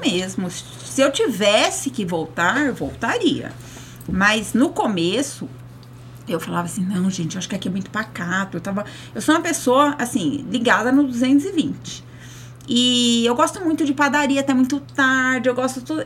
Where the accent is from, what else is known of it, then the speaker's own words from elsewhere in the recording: São José dos Campos, São Paulo, Brazil; now in Rio Claro, Brazil; Eu sou nascida e criada em São José dos Campos, no Vale do Paraíba